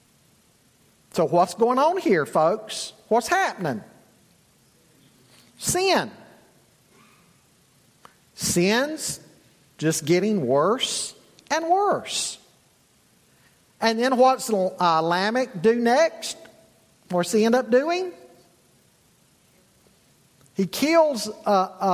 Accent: Charlotte, North Carolina, United States; moved away; also born or lived in Boone's Mill, Virginia; I grew up in Charlotte.

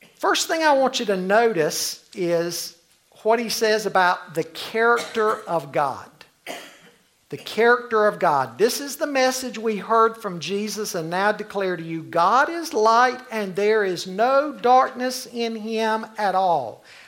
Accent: Charlotte, North Carolina, United States; I grew up in the Cotswold area in Charlotte

